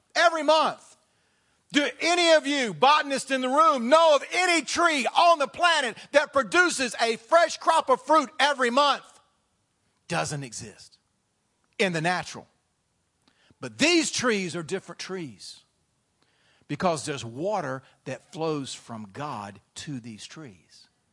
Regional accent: the South, United States; now in Front Royal, United States; I came from the South

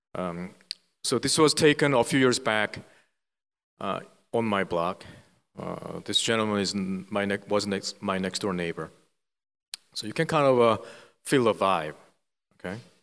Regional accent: South Korea; English is a second language; moved away as an adult; now in Philadelphia, United States; I was born and raised in South Korea

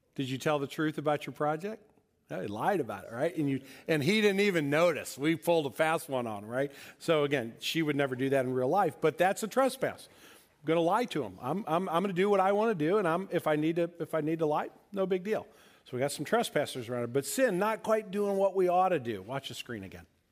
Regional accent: St. Louis, Missouri, United States; my sister and I grew up here in St. Louis

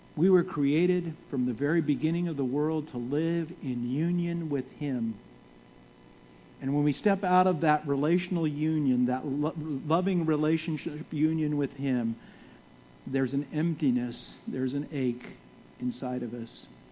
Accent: San Francisco Bay Area, California, United States; moved away; I'm from California, from San Francisco Bay Area

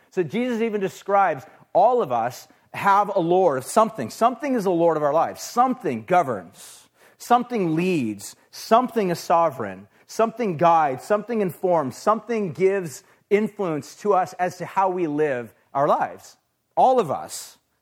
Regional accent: United States; we as American people

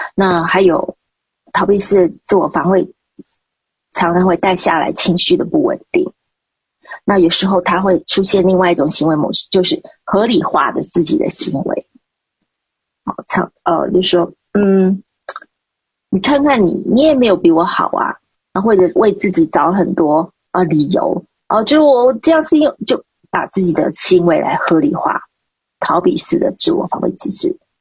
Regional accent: Nantou County, Taiwan; 我家老家在台湾南投

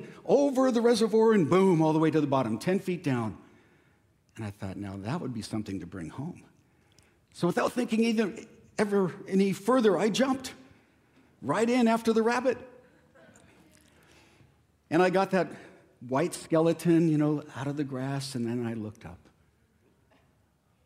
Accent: Escondido, California, United States; growing up in Escondido, my family had a huge avocado grove right across the street

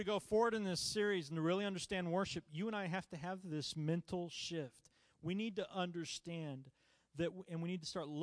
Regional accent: United States; I was born in the United States

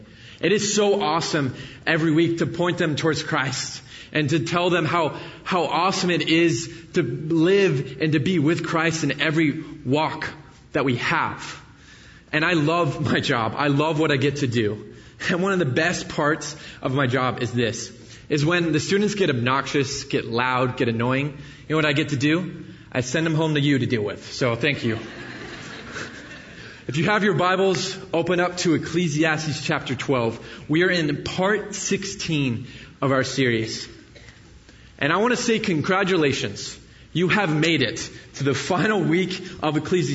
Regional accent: the Bay Area, California, United States; moved away as an adult; I grew up in the Bay Area, so I moved out here when I started at Jessup 4 years ago.

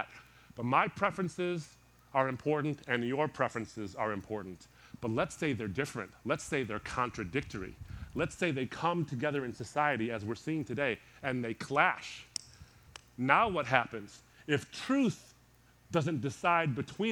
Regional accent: Detroit, Michigan, United States; born or raised there

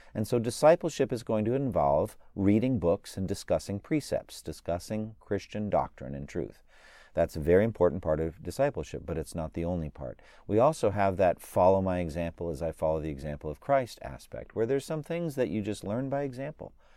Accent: United States; as an American citizen, I am blessed by being an American

